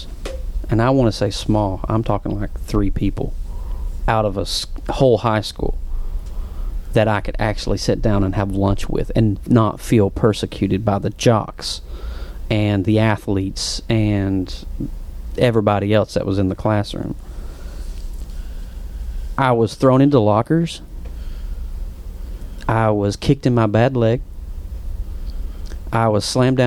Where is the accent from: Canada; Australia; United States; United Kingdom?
United States; Whitesburg, Kentucky; accent: Appalachian; mom was a homemaker, dad was a coal miner, 30 some years in the coal mines, right in the foothills of the Appalachians, right in good old Whitesburg, Kentucky